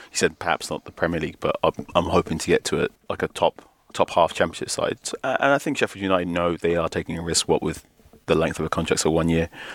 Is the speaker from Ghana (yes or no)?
yes; Ghana; As a Ghanaian person